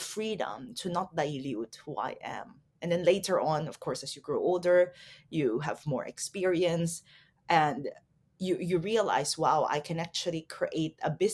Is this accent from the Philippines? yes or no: yes; Philippines; also born or lived in Taiwan; I'm Filipina, and growing up in the Philippines, it's a very conservative culture